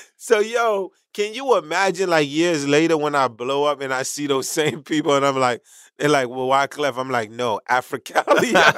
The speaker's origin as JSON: {"language": "English", "town": "New York City", "region": "New York", "country": "United States", "also_born_or_lived": "Haiti"}